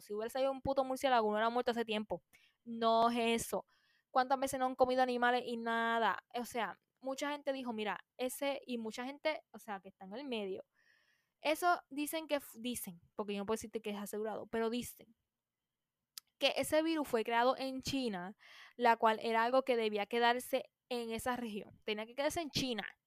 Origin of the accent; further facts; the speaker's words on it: Puerto Rico; aquí en Puerto Rico